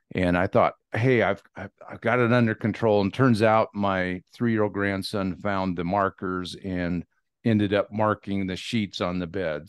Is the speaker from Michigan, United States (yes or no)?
no; Dixie, Washington, United States; also born or lived in Walla Walla, Washington; I was born in Walla Walla, but I grew up in Dixie, Washington